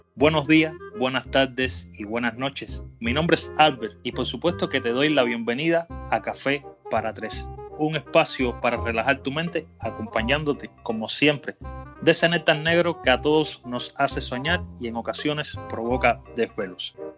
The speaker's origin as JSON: {"language": "Spanish", "country": "Cuba", "said": "para mí como cubano"}